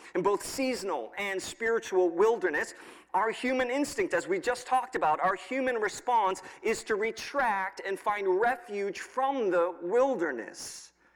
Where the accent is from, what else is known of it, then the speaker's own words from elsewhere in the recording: New York, United States; now in State College, United States; I grew up in New York, so I'm used to some cold weather